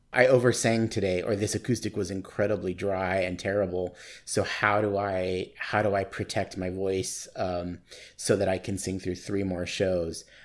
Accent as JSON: {"language": "English", "town": "Tucson", "region": "Arizona", "country": "United States", "tie": "born or raised there", "also_born_or_lived": "Nogales, Arizona / Sierra Vista, Arizona / New York City", "moved": "as an adult", "lives_now": "Phoenix, United States", "said": "I grew up in Tucson"}